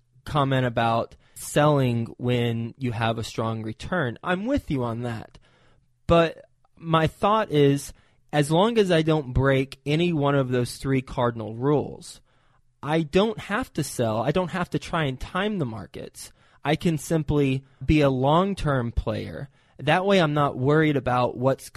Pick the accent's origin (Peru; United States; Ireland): United States; Fort Worth, Texas; also born or lived in New York City; I'm from Fort Worth